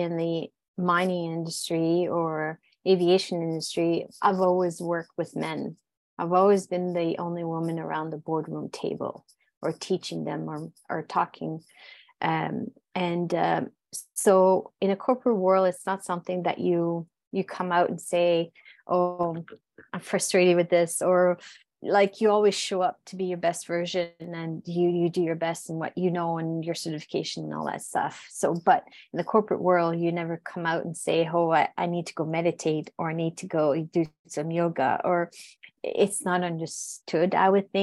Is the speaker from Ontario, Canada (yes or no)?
no; New Brunswick, Canada; first language French; English is a second language; moved away; My accent, I'm originally from New Brunswick, which is, New Brunswick is bilingual in Canada, literally governmentally, like literally bilingual. However, where I come from is fully French. And I grew up in the border of United States, state of Maine, and the province of Quebec.